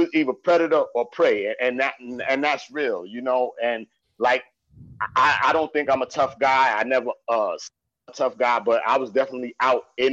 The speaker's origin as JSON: {"language": "English", "town": "New York City", "region": "New York", "country": "United States", "said": "I was from the East New York"}